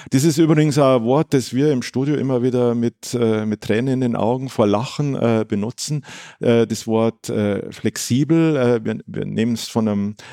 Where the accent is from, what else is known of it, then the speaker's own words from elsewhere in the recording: Munich, Bavaria, Germany; Wobei es als Münchner natürlich, äh, jetzt hört, hört, sich ein bisschen komisch